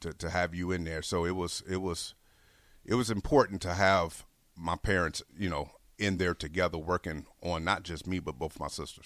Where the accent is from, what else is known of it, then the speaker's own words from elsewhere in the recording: Harvey, Illinois, United States; also born or lived in Chicago, Illinois; now in Lincoln, Nebraska, United States; I actually grew up in a south suburb, Harvey